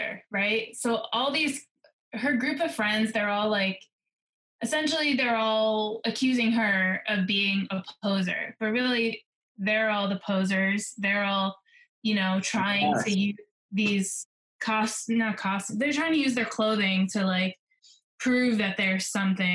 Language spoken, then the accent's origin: English; New Jersey, United States; I grew up in New Jersey.